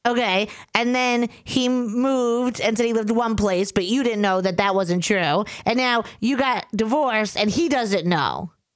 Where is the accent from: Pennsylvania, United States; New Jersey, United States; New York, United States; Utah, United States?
New York, United States; accent: New York